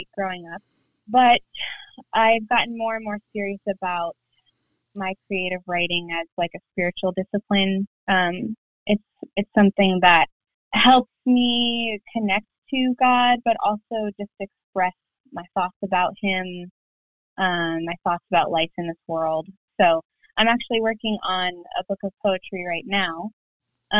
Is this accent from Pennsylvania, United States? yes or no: yes; Pennsylvania, United States; moved away as an adult; now in Virginia, United States; I'm originally from Pennsylvania, living in Virginia now.